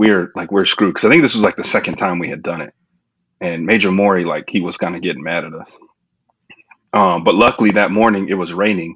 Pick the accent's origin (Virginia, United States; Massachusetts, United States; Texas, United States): Texas, United States; San Antonio; now in Houston, United States; I'm from San Antonio, Texas, born and raised there.